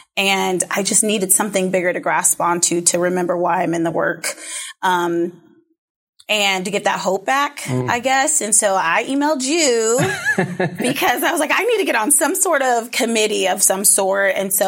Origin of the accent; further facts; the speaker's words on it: Federal Way, Washington, United States; So I grew up in the Federal Way school district, then went to Seattle U.